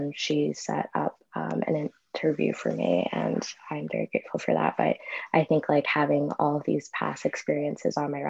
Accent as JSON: {"language": "English", "town": "New York City", "region": "New York", "country": "United States", "said": "I'm from Astoria, Queens, the best borough"}